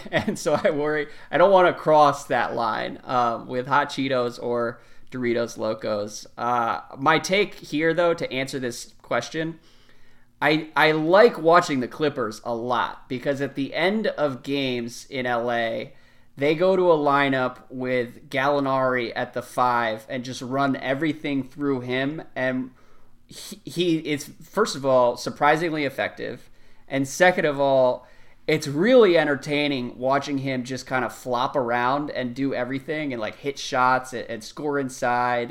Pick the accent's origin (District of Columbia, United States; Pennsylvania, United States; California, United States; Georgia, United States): District of Columbia, United States; Washington; my hometown of Washington, D C